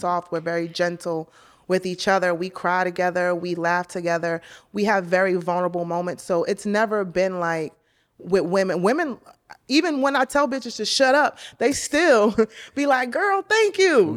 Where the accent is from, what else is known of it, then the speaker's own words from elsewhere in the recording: New York, United States; now in Los Angeles, United States; I'm a New Yorker